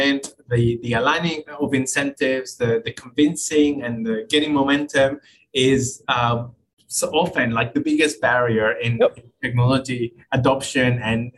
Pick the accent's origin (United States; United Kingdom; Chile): Chile; moved away; I'm originally from Chile, and I grew up in the north of Chile, which is in the Atacama Desert